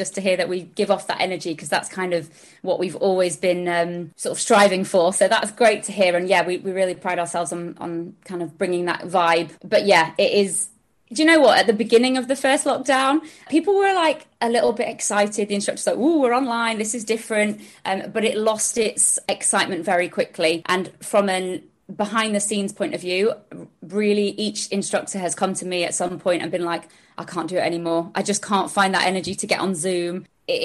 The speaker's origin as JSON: {"language": "English", "town": "Sheffield", "region": "Yorkshire and the Humber", "country": "United Kingdom", "also_born_or_lived": "London", "moved": "as an adult", "lives_now": "Richmond, United Kingdom", "said": "I'm from up north, I'm from Sheffield. So I moved down to London at 18"}